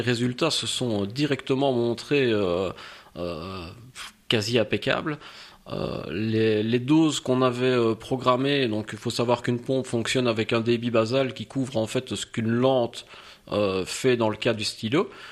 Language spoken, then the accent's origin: French; Liège, Wallonia, Belgium; je suis liégeois de quarante-deux ans